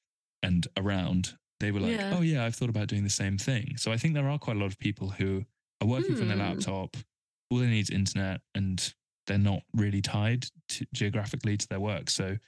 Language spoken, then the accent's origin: English; England, United Kingdom; one, I'm English and can't speak Spanish